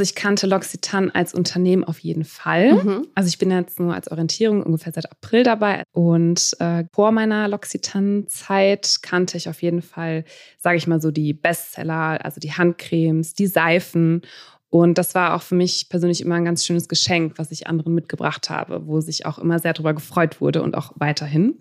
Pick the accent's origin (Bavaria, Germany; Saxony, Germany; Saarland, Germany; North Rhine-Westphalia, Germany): North Rhine-Westphalia, Germany; Münster; now in Düsseldorf, Germany; Also ich bin in Münster aufgewachsen.